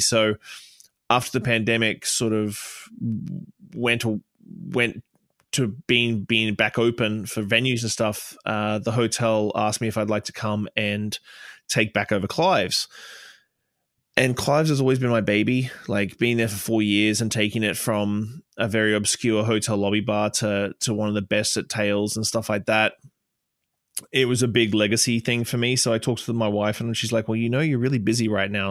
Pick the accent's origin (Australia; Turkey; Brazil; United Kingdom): Australia; moved away as an adult; now in Canada; a transplant from Australia. I've been here 15 years, um, but for some reason my accent won't wane